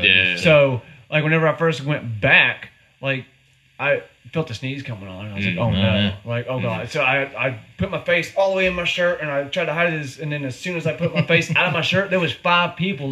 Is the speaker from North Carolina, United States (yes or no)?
yes; Stokes County, North Carolina, United States; That's just Stokes County thing where I grew up.